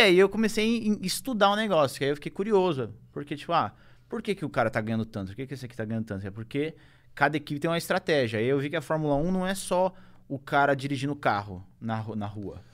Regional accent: Brazil; como brasileiro

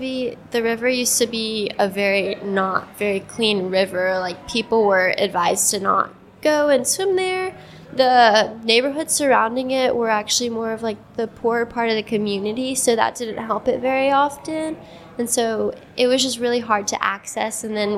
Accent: Columbus, Georgia, United States; I grew up not super close to the river. I grew up coming downtown every couple of days

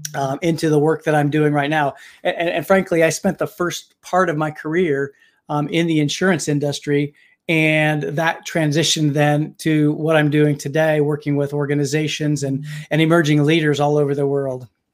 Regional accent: Indiana, United States; now in Pittsburgh, United States; I actually was born and raised in Indiana

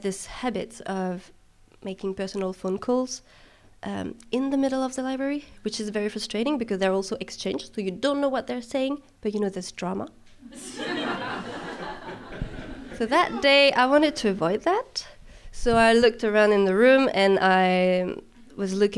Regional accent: France; not in France, though, which is my home country.

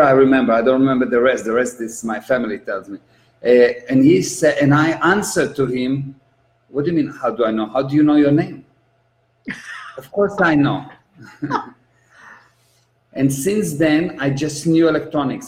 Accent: Israel; I'm an Israeli. I was born in Israel

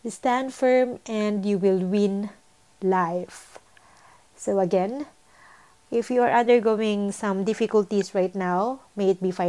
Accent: Philippines; moved away; And we are a Filipino.

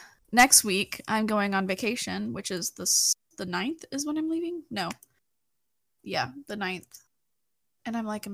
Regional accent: Texas, United States; As a Texan

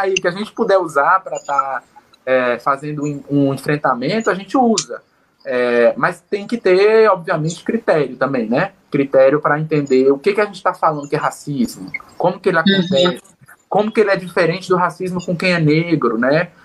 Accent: Northeast Region, Brazil; moved away; por vir do Nordeste

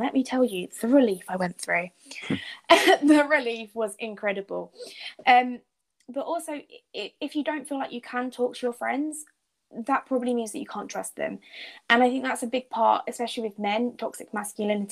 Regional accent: United Kingdom; as British people

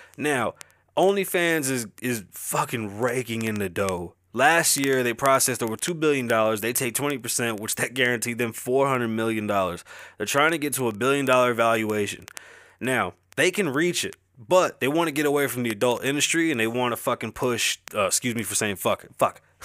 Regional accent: New York City, New York, United States; accent: Bronx; my accent is obviously a Bronx accent

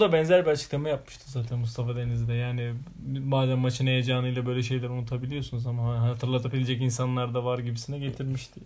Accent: Hatay, Turkey; moved away; ben Hataylıyım, bizim memlekete gittiğimizde kalabalık ortamda hala yerde yenir

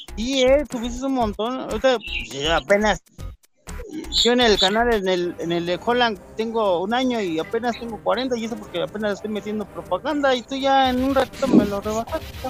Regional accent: Mexico City, Mexico; estamos en México, en Ciudad de México.

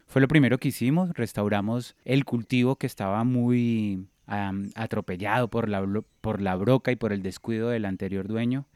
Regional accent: Neiva, Huila, Colombia; moved away as an adult; yo vengo de la ciudad de Neiva, en, el departamento del Huila

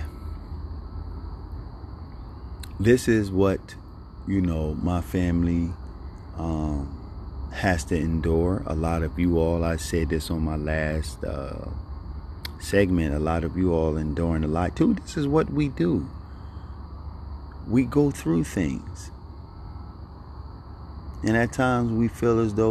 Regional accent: Philadelphia, Pennsylvania, United States; growing up in Philadelphia

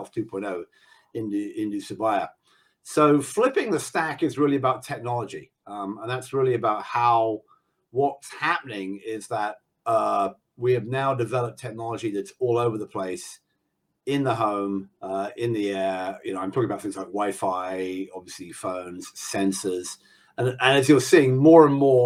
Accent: England, United Kingdom; now in United States; I'm in the US, even though I'm the English guy

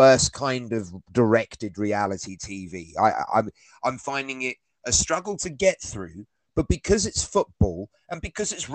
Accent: United Kingdom; being from Britain

